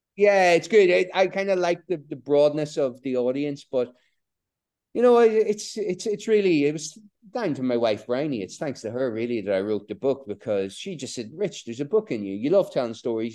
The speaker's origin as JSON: {"language": "English", "region": "Border counties", "country": "Ireland", "tie": "born or raised there", "said": "growing up in Ireland, eh, on the, in the border counties during the Troubles"}